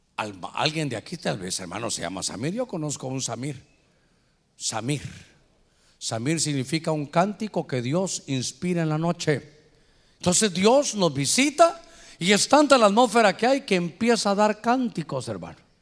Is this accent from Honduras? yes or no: yes; Honduras; aquí somos catrachos